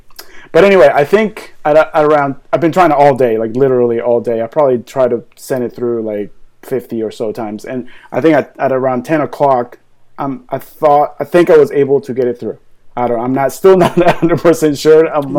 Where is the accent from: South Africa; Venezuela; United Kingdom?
Venezuela; moved away as an adult; now in Florida, United States; I'm originally from South America, like in Venezuela or whatever. And I moved here when I was 21 years old.